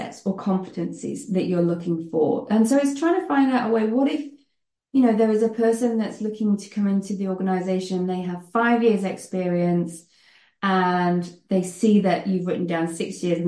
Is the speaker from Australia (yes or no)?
no; United Kingdom; moved away as an adult; now in Netherlands; you may gather from my accent that I am British, but I live in the Netherlands